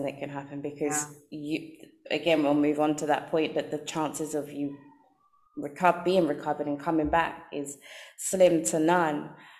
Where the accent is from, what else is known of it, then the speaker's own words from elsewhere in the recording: London, United Kingdom; being a girl growing up in London